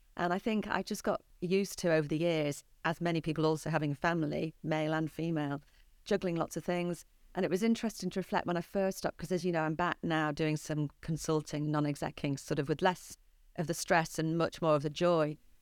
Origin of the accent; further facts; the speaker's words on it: St Helens, North West England, United Kingdom; I grew up in Saint Helens